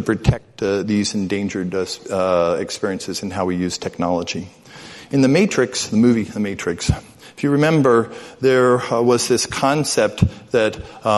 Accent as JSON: {"language": "English", "town": "New York City", "region": "New York", "country": "United States", "tie": "born or raised there", "also_born_or_lived": "Midwest", "said": "the exact age I was when I was growing up in New York City"}